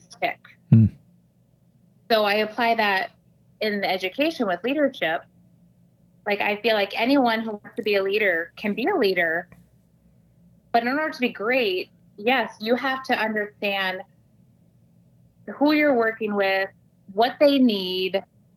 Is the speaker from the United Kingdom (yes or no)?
no; Iowa, United States; I'm from Iowa.